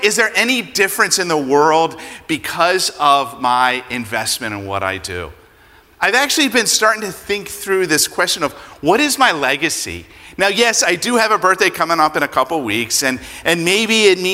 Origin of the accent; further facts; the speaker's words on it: Pennsylvania, United States; moved away; I grew up in Pennsylvania, and I am a Phillies fan